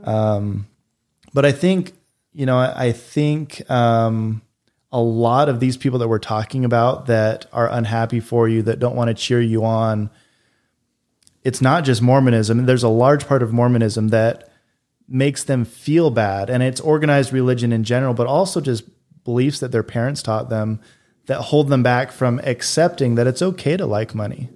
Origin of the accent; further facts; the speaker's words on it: North Salt Lake, Utah, United States; moved away; also born or lived in Boise, Idaho / Peru; I grew up in North Salt Lake, Utah